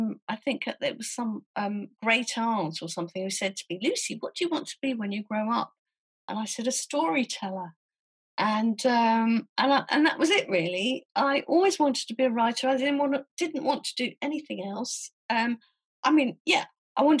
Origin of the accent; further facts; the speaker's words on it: Southampton, South East England, United Kingdom; moved away as an adult; also born or lived in Leeds / London; I grew up in Southampton, which is a very small town on the South Coast.